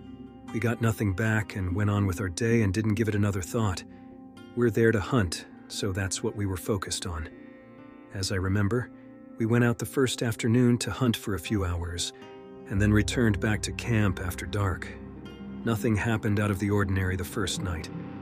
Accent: Washington, United States; We're from Washington State, it's part of our culture.

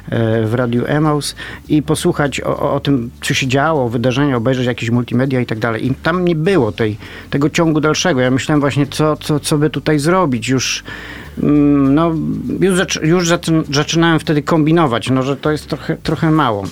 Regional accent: Poznań, Greater Poland, Poland; jestem poznaniakiem

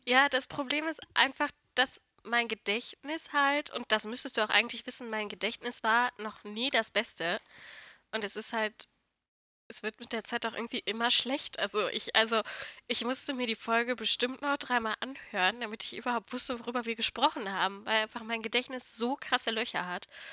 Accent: North Rhine-Westphalia, Germany; dass ich aus NRW komme, kann ich ja wohl sagen, oder? Ich, ich denke, das hört man auch

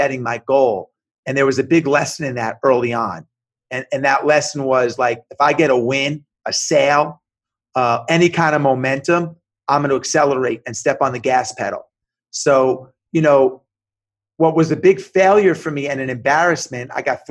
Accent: Long Island, New York, United States; moved away; I grew up in New York, in Long Island in the 80s

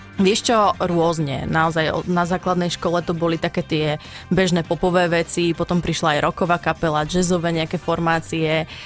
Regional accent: Žilina, Žilina Region, Slovakia; moved away as an adult; also born or lived in Bratislava / Banská Bystrica; ja pochádzam pôvodne zo Žiliny, tam som žila asi 19 rokov

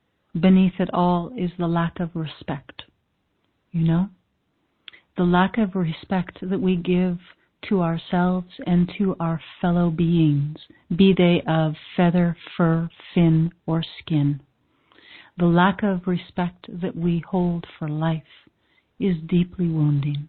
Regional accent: Canada; I'm Canadian

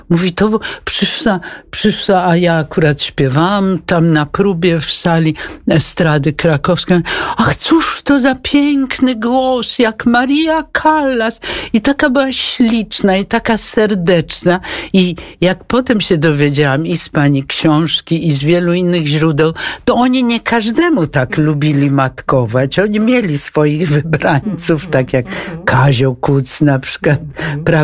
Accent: Wrocław, Lower Silesian Voivodeship, Poland; moved away; To pani całe dzieciństwo i młodość spędziła tak, Wrocławiu? Tak. To zupełnie jak ja.

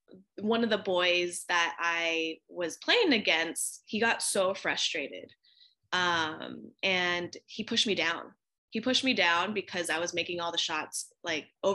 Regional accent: United States; also born or lived in California; I am Filipino American. I'm first generation born in America

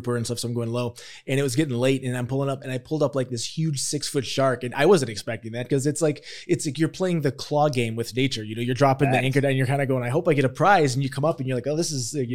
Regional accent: Chicago, Illinois, United States; also born or lived in Fort Lauderdale, Florida; now in South Florida, United States; I'm from Chicago

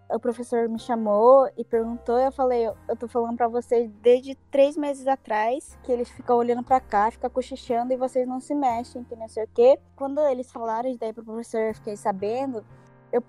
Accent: Japan; como eu nasci no Japão, moro no Japão, eu cresci no Japão

